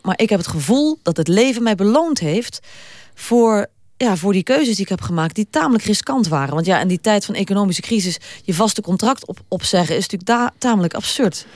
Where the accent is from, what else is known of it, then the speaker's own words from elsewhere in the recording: Limburg, Netherlands; ik ben wel Limburgse